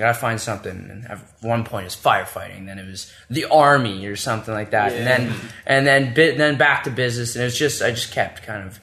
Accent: Ottawa, Ontario, Canada; I'm an Ottawa boy

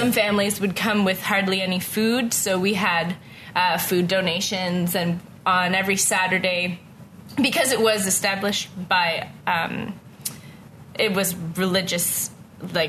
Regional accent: Ottawa, Ontario, Canada; moved away as an adult; also born or lived in Kanata / Waupoos Family Farm; now in Halifax, Canada; I am born and raised in Ottawa.

